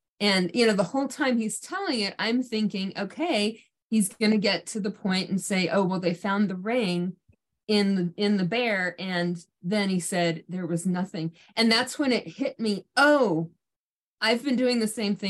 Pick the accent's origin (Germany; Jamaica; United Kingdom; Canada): Germany; now in Oklahoma, United States; I grew up in Germany